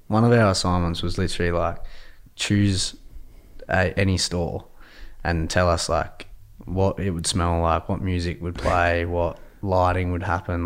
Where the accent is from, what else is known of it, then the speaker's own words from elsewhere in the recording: Adelaide, South Australia, Australia; now in Victoria, Australia; I'm from Adelaide originally